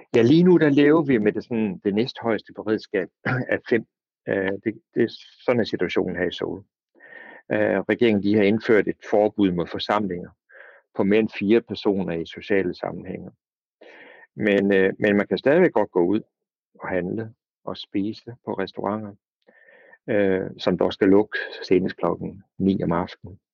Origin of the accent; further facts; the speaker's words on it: Denmark; moved away as an adult; now in South Korea